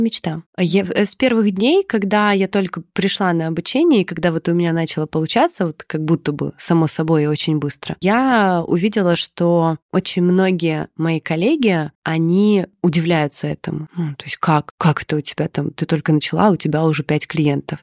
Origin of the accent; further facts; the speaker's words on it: Odesa, Odesa Oblast, Ukraine; now in Moscow, Russia; я сама из Одессы, и когда-то там в 12-13 лет я очень много, много где работала